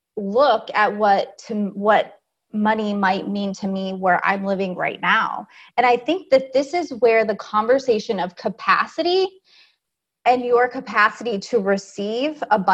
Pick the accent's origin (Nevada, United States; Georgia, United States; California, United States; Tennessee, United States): California, United States; I'm originally from California.